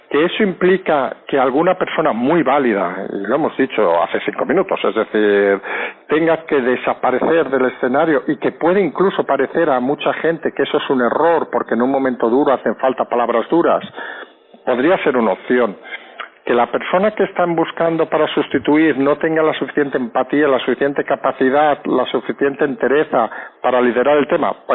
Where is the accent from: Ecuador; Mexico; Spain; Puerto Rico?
Spain; que los pasajeros, que somos todos los españoles, creamos, aunque sea falso, que alguien está a los mandos.